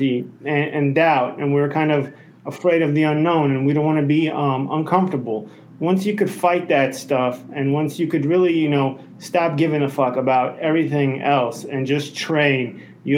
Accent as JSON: {"language": "English", "town": "New York City", "region": "New York", "country": "United States", "tie": "born or raised there", "moved": "as an adult", "said": "I grew up in Brooklyn"}